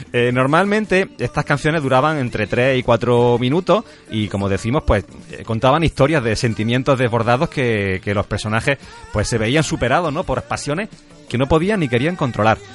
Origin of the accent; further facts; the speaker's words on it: Andalusia, Spain; como buenos andaluces que somos